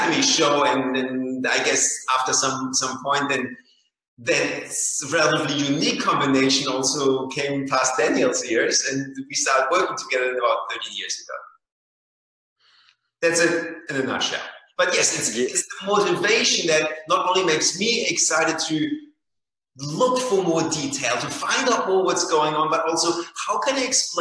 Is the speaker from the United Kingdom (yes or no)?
no; Germany; moved away; I grew up in Germany